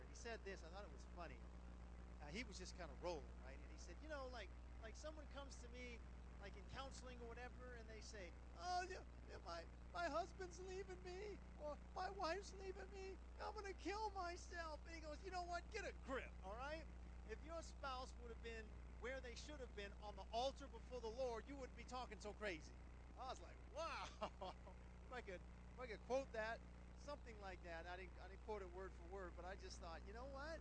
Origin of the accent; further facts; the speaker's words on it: Las Vegas, Nevada, United States; I'm from Las Vegas